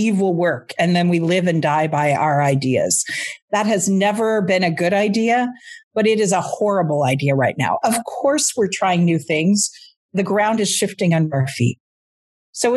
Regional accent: United States; now in Canada; I'm in Canada, I'm American

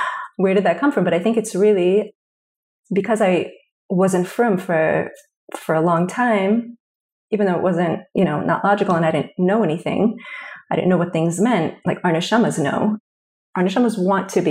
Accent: New Jersey, United States; I grew up in New Jersey.

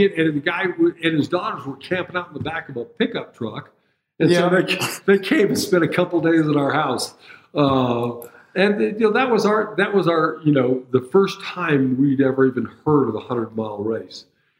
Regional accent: Turkey; also born or lived in Europe; I grew up in Europe mostly and in Turkey when I was a kid and going to high school and everything.

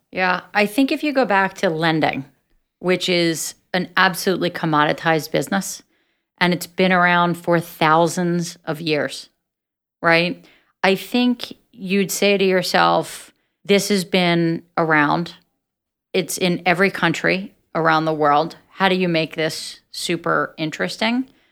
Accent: Atlantic City, New Jersey, United States; I'm from Atlantic City, and I grew up in a very entrepreneurial environment

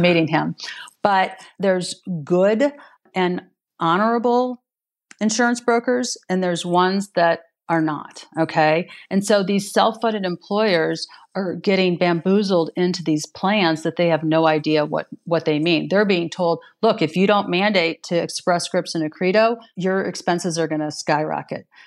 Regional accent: Missouri, United States; my home state here in Missouri

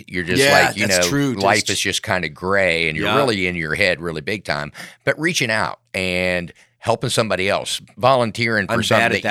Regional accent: West Virginia, United States; now in Outer Banks, North Carolina, United States; I'm from West Virginia originally.

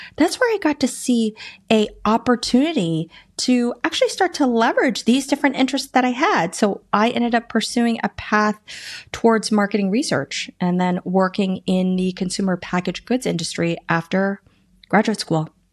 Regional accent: Washington, District of Columbia, United States; also born or lived in Iowa, United States / Boston, Massachusetts, United States; Was born in Iowa, but then lived in Boston, Massachusetts till I was nine, and then I grew up in the D C metro area

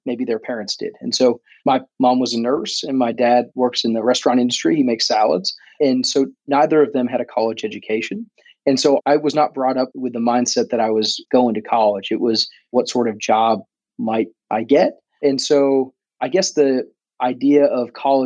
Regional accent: Lakeville, Massachusetts, United States; moved away as an adult; also born or lived in Washington, D.C.; now in Houston, United States; I grew up in Massachusetts, a small town called Lakeville. It's in southeastern part of Massachusetts.

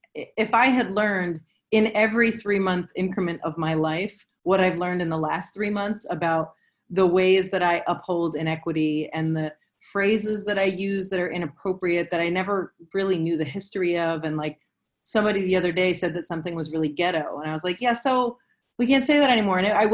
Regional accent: the South, United States; But, you know, I'm old and I'm from the South.

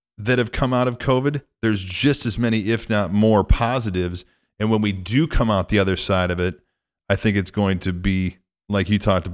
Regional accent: Midwest, United States; where I grew up in the Midwest

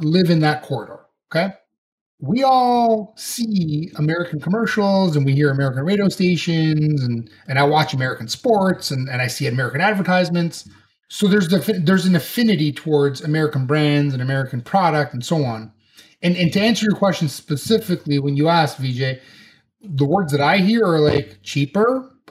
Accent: Canada; as a Canadian

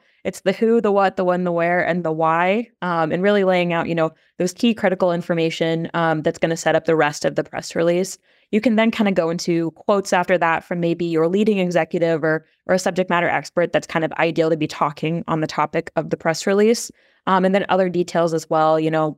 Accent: Des Moines, Iowa, United States; like she said, I'm from Des Moines, Iowa, and work on a PR and content strategy team.

